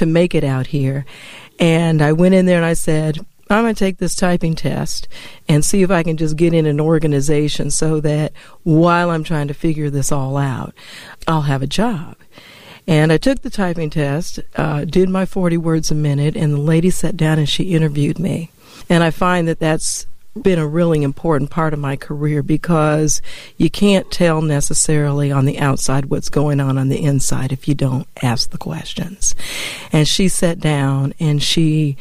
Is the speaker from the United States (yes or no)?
yes; Denver, Colorado, United States; moved away as an adult; also born or lived in Atlanta; I grew up in Denver, Colorado